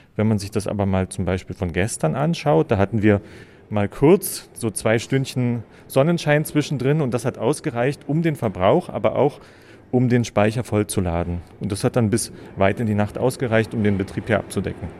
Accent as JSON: {"language": "German", "region": "Lusatia", "country": "Germany", "moved": "as an adult", "lives_now": "Wildpoldsried, Germany", "said": "Ich komme ursprünglich aus der Lausitz"}